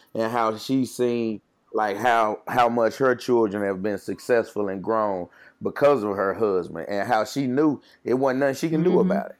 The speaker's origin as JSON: {"language": "English", "town": "Jackson", "region": "Mississippi", "country": "United States", "tie": "born or raised there", "said": "I'm from Jackson, Mississippi, born and raised and bred in West Jackson"}